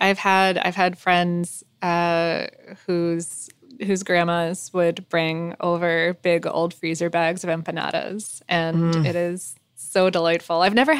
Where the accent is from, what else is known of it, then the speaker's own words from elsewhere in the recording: Ohio, United States; basically everyone where I grew up in Western Ohio has the same heritage.